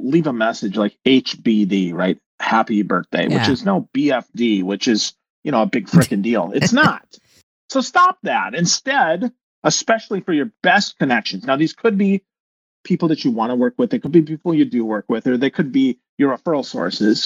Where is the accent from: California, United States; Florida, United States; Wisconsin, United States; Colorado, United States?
Wisconsin, United States; Crivitz; moved away as an adult; also born or lived in Milwaukee, Wisconsin; I'm from Crivitz, Wisconsin, population 996.